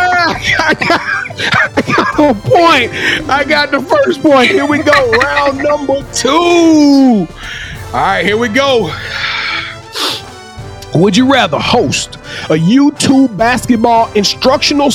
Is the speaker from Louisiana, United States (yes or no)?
yes; Louisiana, United States; I'm from Louisiana